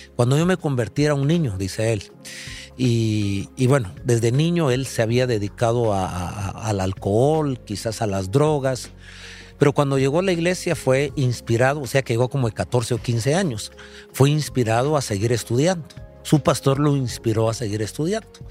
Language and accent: Spanish; Guatemala; Nosotros como guatemaltecos